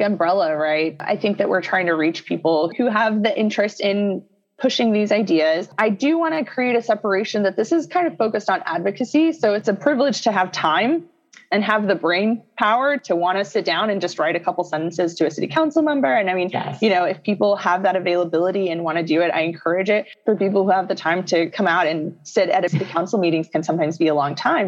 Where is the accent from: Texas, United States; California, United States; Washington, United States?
Texas, United States; now in Illinois, United States; I come from Texas